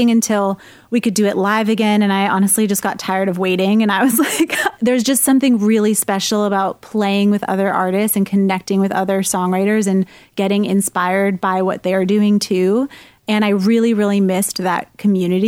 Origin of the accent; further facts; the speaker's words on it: New Hampshire, United States; moved away as an adult; also born or lived in Somerville, Massachusetts; New Hampshire is my home state where I'm from.